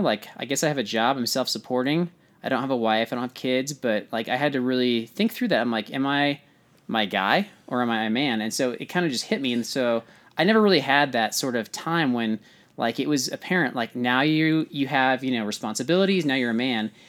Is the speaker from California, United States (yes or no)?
yes; California, United States; I'm from California